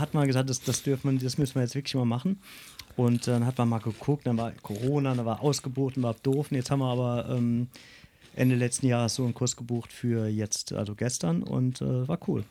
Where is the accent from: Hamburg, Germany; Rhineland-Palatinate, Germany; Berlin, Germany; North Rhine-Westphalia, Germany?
Rhineland-Palatinate, Germany; Grünstadt; bin in Grünstadt geboren, ich bin der Pfälzer